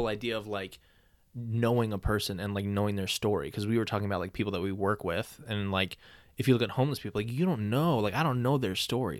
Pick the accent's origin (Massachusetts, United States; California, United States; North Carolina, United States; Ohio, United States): Ohio, United States; Because we're from Ohio, so like, right.